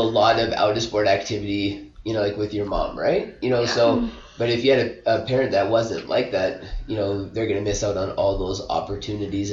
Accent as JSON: {"language": "English", "region": "Alberta", "country": "Canada", "tie": "born or raised there", "moved": "yes", "lives_now": "British Columbia, Canada", "said": "when I grew up in Alberta"}